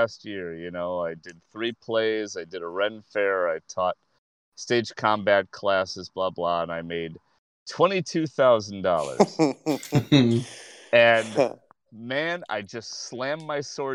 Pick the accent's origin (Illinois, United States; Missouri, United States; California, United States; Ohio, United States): Illinois, United States; Chicago; I'm from Rogers Park